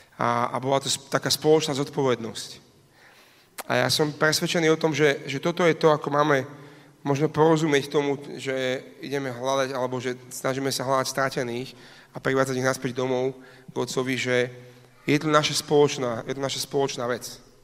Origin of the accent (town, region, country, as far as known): Slovakia